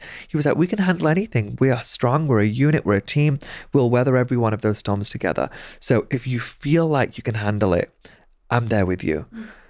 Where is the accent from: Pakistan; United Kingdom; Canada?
Pakistan; And I said, I'm Pakistani.